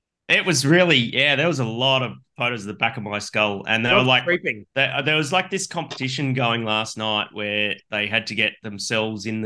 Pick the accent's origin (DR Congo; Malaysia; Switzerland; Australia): Australia